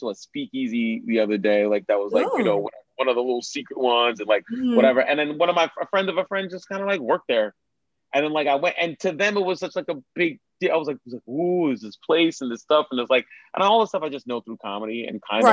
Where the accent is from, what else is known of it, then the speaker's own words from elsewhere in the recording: New York City, New York, United States; I grew up in New York